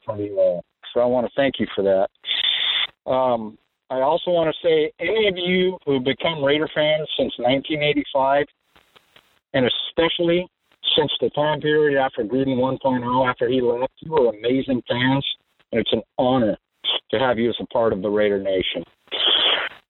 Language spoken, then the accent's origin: English; Fresno, California, United States; moved away as an adult; also born or lived in Oakland, California; now in Makaha, United States; raised in Fresno